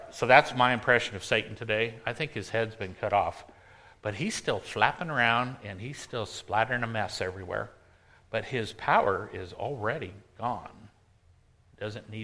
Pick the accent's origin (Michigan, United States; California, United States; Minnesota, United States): California, United States; San Diego; moved away; I grew up in San Diego